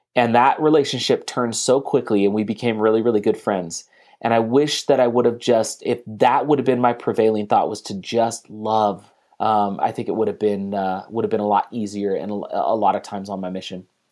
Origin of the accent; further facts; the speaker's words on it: San Leandro, California, United States; moved away; also born or lived in Salt Lake City, Utah; we were from the same area in California, like the San Leandro area